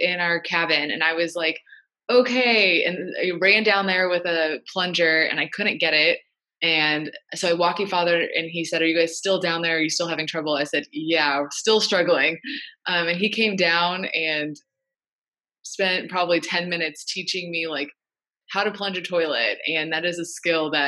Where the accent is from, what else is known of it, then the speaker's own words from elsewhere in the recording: Indianapolis, Indiana, United States; moved away; I'm from Indianapolis